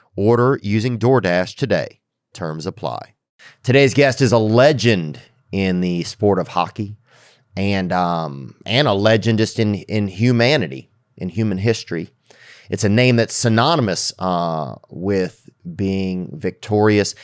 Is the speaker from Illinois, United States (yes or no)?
no; Louisiana, United States; I'm from Louisiana, man.